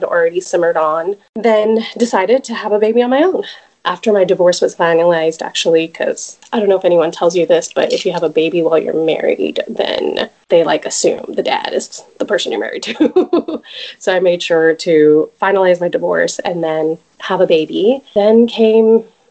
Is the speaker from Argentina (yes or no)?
no; Dallas, Texas, United States; moved away as an adult; also born or lived in California; I am originally from Dallas and raised here